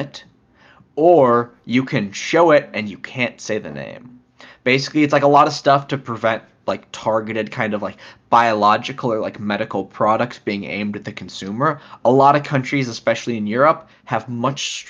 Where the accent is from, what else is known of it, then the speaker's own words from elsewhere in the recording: United States; we're American